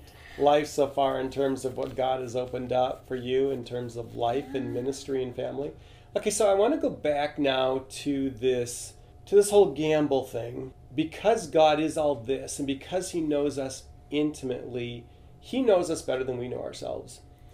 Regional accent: Venezuela; English is a second language; I'm fluent in Spanish. I grew up in Venezuela, South America.

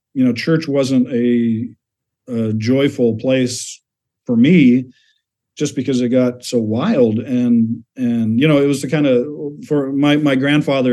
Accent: Chicago, Illinois, United States; I was born in Chicago

